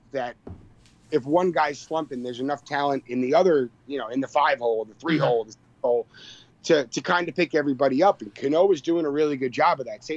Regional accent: Long Island, New York, United States; I'm from Long Island

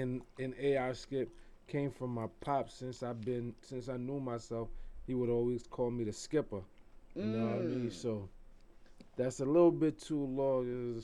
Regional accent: U.S. Virgin Islands; now in New York City, United States; Originally, I'm from the U.S. Virgin Islands, St. Croix to be exact. Mm. But, you know, right now I reside in New York City. All BX.

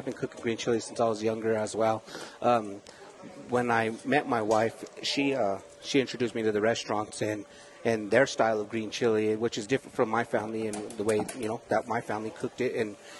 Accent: Denver, Colorado, United States; I'm from Denver. I was born and raised

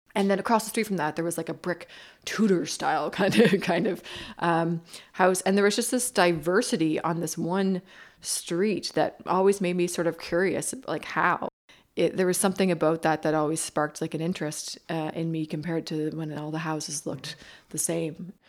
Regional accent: Bridgewater, Nova Scotia, Canada; I grew up in Bridgewater, Nova Scotia

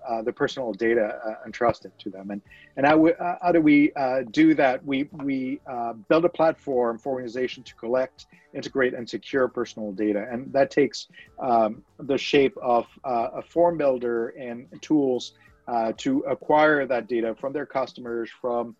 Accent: France; I was born and raised in France

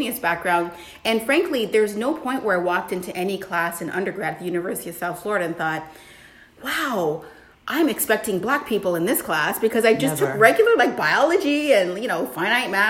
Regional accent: Toronto, Ontario, Canada; moved away; also born or lived in Washington, D.C., United States; I was raised in Toronto, which is like one of the most diverse spots on the planet

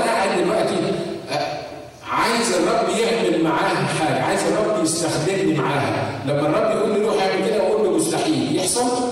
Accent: Egypt; now in United States; عندنا في مصر

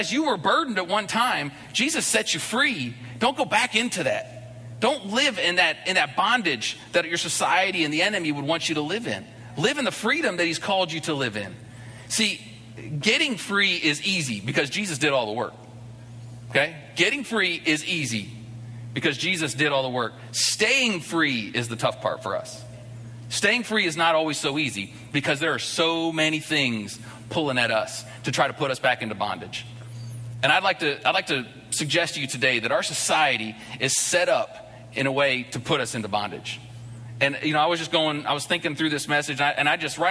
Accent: United States; moved away as an adult; I'm an American living in this place where there's probably 20, 30 Americans in the whole city

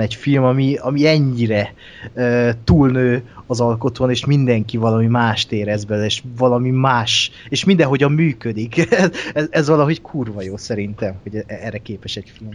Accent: Hungary; mint magyar embert

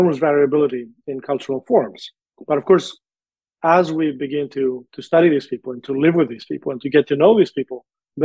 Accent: Greece; moved away; my home country

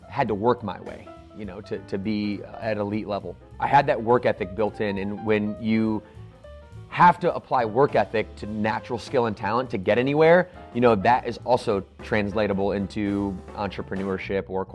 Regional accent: Battle Creek, Michigan, United States; I grew up in Battle Creek, Michigan

